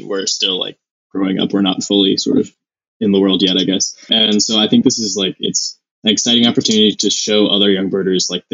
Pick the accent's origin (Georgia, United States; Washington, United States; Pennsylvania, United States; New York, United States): Pennsylvania, United States; Pittsburgh; moved away as an adult; now in Bosnia and Herzegovina; I'm originally from Pittsburgh in Pennsylvania, but I'm currently living in Bosnia and Herzegovina on a gap year